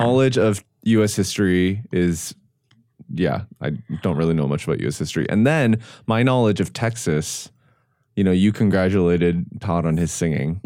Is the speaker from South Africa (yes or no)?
no; Canada; moved away; I grew up in Canada.